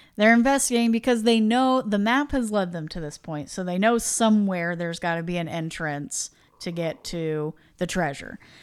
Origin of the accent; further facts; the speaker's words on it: Midwest, United States; we're from the Midwest